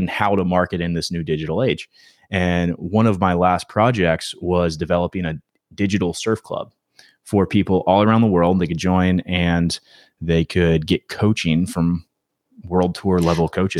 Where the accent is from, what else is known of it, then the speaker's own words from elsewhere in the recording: Myrtle Beach, South Carolina, United States; moved away as an adult; now in Wilmington, United States; I'm from Myrtle Beach, grew up there